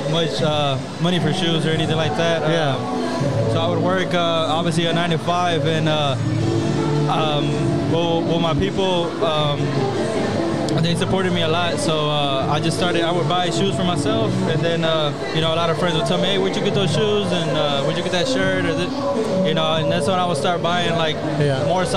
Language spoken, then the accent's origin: English; Houston, Texas, United States; I'm from Houston